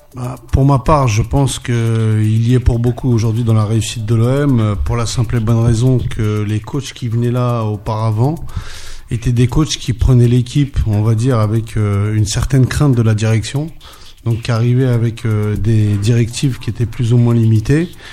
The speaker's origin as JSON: {"language": "French", "town": "Paris", "region": "Île-de-France", "country": "France", "tie": "born or raised there", "also_born_or_lived": "Torcy", "said": "Je suis un pur parisien, donc je suis né à Paris"}